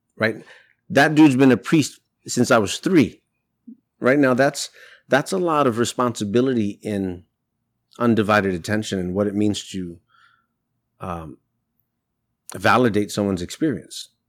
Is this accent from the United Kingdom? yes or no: no; New York City, New York, United States; I'm Latino. I grew up in New York City. I went to school in the South Bronx